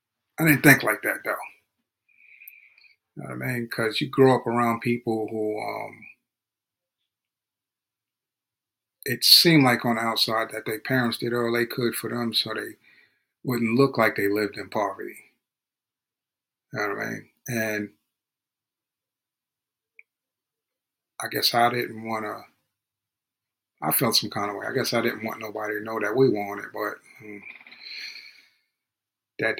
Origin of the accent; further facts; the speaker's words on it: Hempstead, New York, United States; also born or lived in Freeport, New York; I grew up in Hempstead, New York.